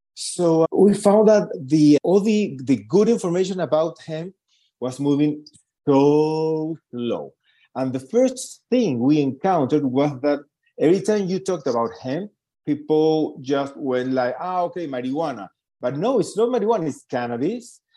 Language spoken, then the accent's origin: English; Lima, Peru; moved away as an adult; now in Santiago, Chile; I was born and raised in Lima, Peru.